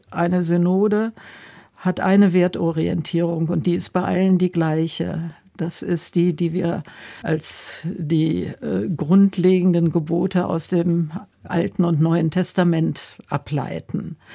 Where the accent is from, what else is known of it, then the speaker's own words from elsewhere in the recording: Warburg, North Rhine-Westphalia, Germany; junge Frau bis zum Ende der Promotion war ich äh, sehr engagiert in der Kirche, vor allen Dingen in meiner Heimatgemeinde, damals in Warburg in Westfalen.